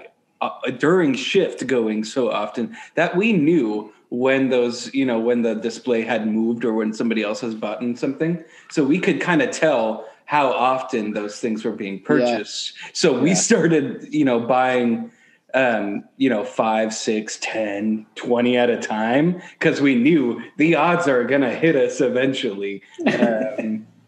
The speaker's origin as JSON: {"language": "English", "town": "Sonora", "region": "California", "country": "United States", "tie": "born or raised there", "said": "Sonora is my hometown"}